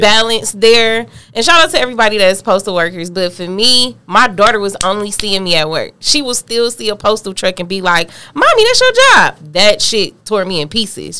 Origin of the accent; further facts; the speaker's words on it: United States; I'm from the West Side